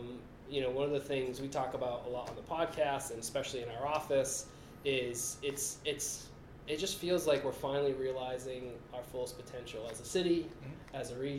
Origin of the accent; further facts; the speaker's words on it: Millbury, Massachusetts, United States; I grew up in Millbury.